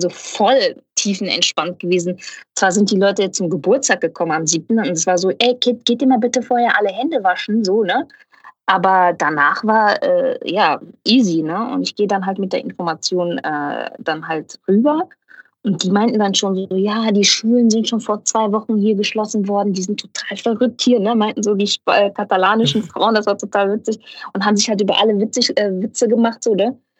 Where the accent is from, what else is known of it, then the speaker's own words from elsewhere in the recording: Ruhr area, North Rhine-Westphalia, Germany; ich komme aus dem Pott. Ich bin ein absolutes Kohlepottkind